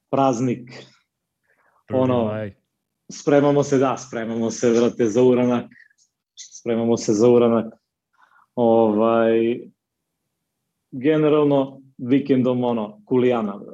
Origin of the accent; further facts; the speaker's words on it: Niš, Nišava District, Serbia; dolazim iz Niša, u kom živim i radim.